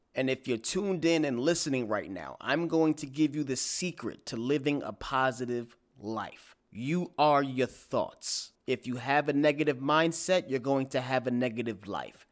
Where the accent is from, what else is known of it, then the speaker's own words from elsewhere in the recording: New York City, New York, United States; I am from Staten Island, New York.